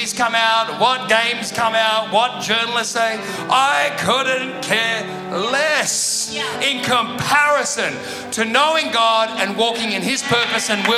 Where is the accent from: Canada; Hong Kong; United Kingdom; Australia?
Australia; Sydney, New South Wales; moved away; also born or lived in Perth; I'm from Sydney